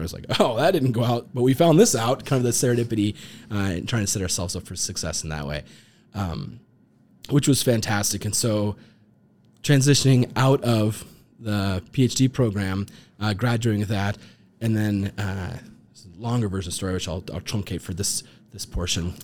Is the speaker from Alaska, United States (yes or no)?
yes; Alaska, United States; moved away as an adult; also born or lived in Bozeman, Montana; I got to grow up in Alaska, which was fantastic. I was born there